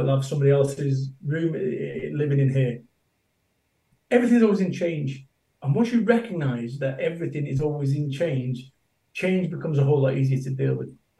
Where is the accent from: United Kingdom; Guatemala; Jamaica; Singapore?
United Kingdom; Salford, North West England; moved away as an adult; also born or lived in Somerset; I moved away from Salford, my home of 21 years, and I moved to Somerset